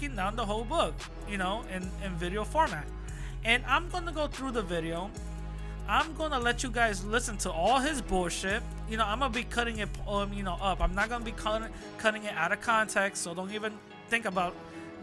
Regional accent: New York City, New York, United States; New York City, my hometown

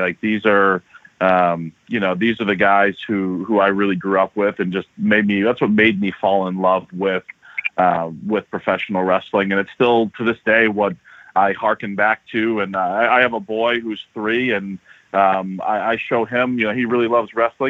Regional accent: New Hampshire, United States; As a result of growing up in New Hampshire

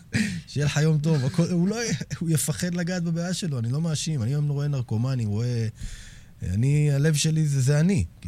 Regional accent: Herzliya, Tel Aviv District, Israel; גדלתי בשכונה מאוד בעייתית בהרצליה

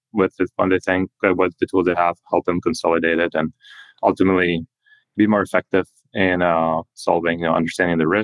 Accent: Spain; moved away as an adult; also born or lived in New York / Boston / Switzerland; now in Silicon Valley, United States; I grew up in Europe, in Spain, went to German school, then kind of immigrated to America to go to college

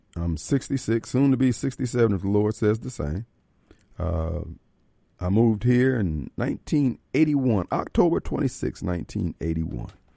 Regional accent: Decatur, Illinois, United States; I grew up in Decatur, Illinois

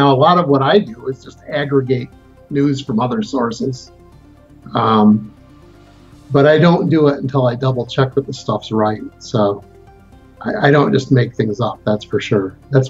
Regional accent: Flint, Michigan, United States; I am. I'm from Flint.

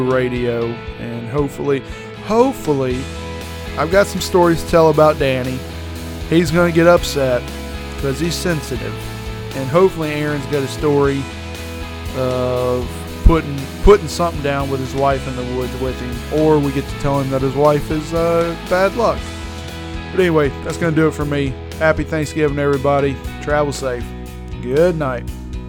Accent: the South, United States; I'm a Southerner.

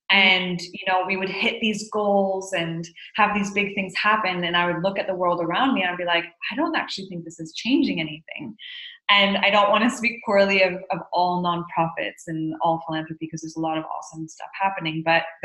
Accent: Haiti; So I'm Canadian and I grew up in Haiti as the daughter of two humanitarian workers and was exposed to a lot of injustice from a very young age

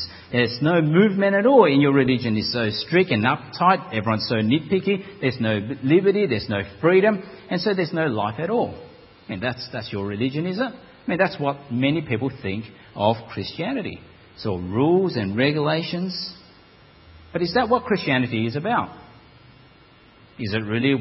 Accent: Melbourne, Victoria, Australia; moved away as an adult; also born or lived in Parramatta, Sydney; I'm not a Sydney sider. I'm from Melbourne originally.

